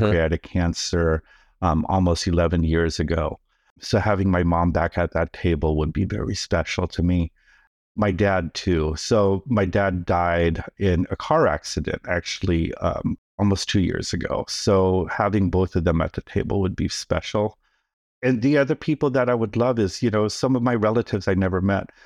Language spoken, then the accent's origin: English; Oakland, California, United States; born or raised there; first language Tagalog; English is a second language; also born or lived in Manila, Philippines